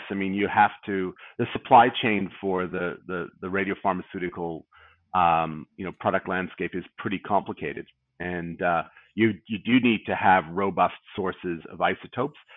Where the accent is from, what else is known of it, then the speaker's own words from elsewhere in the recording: Australia; accent: North American; despite my funny North American accent, I'm obviously an Australian